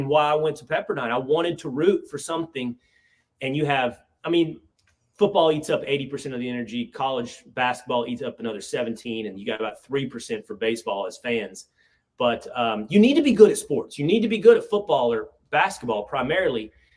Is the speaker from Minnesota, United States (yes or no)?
no; Sherman, Texas, United States; moved away as an adult; also born or lived in Malibu, California; growing up in Sherman, Texas, which felt like it's not, and it's my favorite town in the world